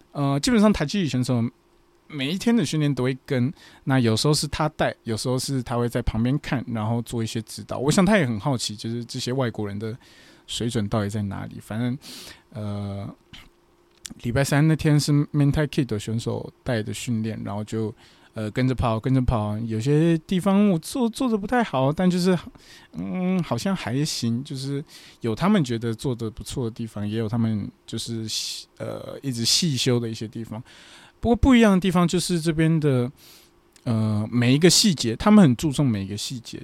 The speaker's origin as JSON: {"language": "Chinese", "country": "Taiwan", "moved": "as an adult", "lives_now": "Fukuoka, Japan", "said": "我是台湾人嘛，我一个台湾人"}